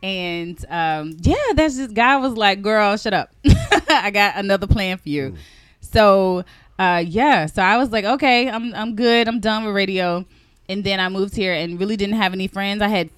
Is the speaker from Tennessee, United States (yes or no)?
yes; Chattanooga, Tennessee, United States; moved away as an adult; now in Washington, D.C., United States; my hometown of Chattanooga, Tennessee